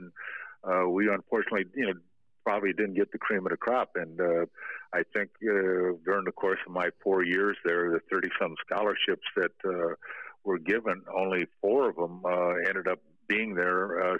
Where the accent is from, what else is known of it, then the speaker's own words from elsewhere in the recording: Streator, Illinois, United States; moved away as an adult; growing up in Streeter, I think, you know, the one thing, you know, it's good, hardworking people that, and it's a town that, you know, had some tough people that, you know, weren't afraid to put their dukes up and fight.